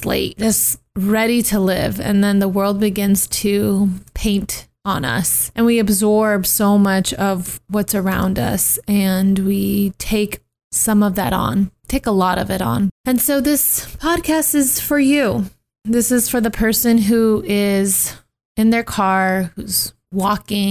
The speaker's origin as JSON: {"language": "English", "town": "Turlock", "region": "California", "country": "United States", "tie": "born or raised there", "also_born_or_lived": "Los Angeles, California", "said": "I grew up in Turlock for a majority of my life. By 11, I was there"}